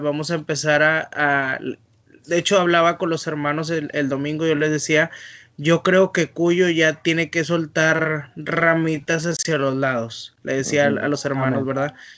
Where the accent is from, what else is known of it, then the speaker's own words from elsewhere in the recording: northern Mexico, Mexico; moved away as an adult; now in Mendoza, Argentina; uno como mexicano eh, norteño